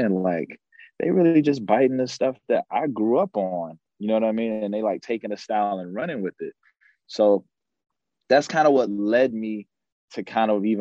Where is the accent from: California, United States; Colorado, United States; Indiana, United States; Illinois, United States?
Illinois, United States; Chicago; growing up in Chicago